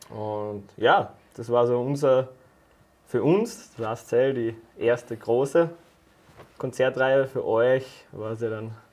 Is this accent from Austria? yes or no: yes; Carinthia, Austria; wir kommen aus Kärnten, also der Johnny und ich sind ja, ja. wahre Kärntner Buren